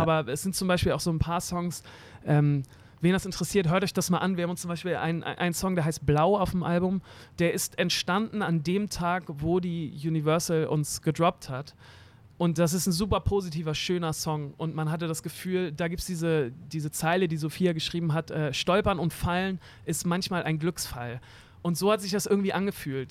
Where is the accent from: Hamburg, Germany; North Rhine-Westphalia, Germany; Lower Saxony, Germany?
Hamburg, Germany; ich bin in Eimsbüttel aufgewachsen, so ein richtiges äh, Eimsbüttel-Kind am Weiher